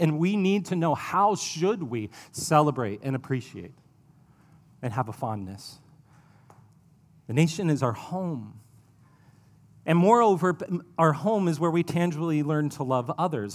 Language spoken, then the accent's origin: English; Ohio, United States; now in Columbia, United States; I'm from Ohio. It's where I spent my childhood